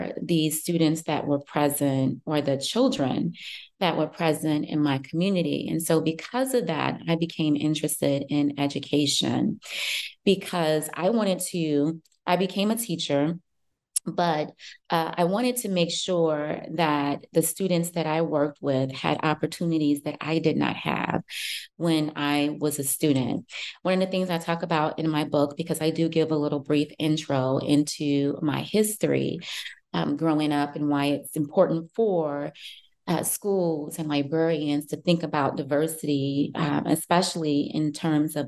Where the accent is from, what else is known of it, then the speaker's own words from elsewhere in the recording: Chicago, Illinois, United States; I live in Chicago. I grew up in Chicago.